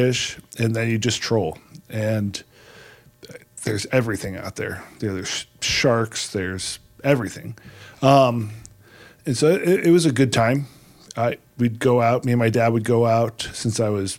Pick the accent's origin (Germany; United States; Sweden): United States; Fort Lauderdale, Florida; now in West Coast, United States; I grew up in Fort Lauderdale, Florida